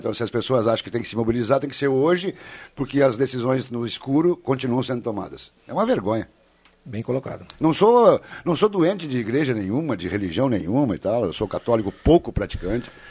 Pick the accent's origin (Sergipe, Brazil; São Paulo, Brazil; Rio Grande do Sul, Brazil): Rio Grande do Sul, Brazil; Passo do Sobrado; amigos conterrâneos de Passo do Sobrado, minha terra